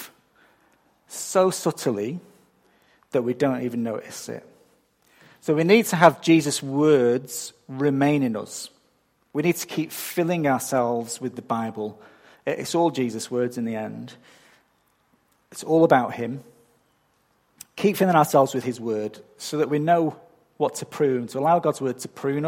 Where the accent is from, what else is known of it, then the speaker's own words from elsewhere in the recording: England, United Kingdom; moved away as an adult; now in Australia; I'm not from round here. I'm from England. And I don't think my accent has changed much since I got here 14 years ago